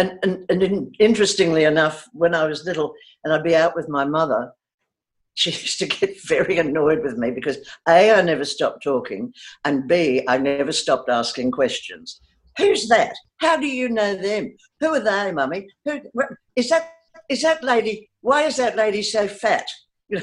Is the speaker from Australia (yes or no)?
yes; Australia; I'm often accused of not being Australian, certainly by people from overseas. But it has stayed with me.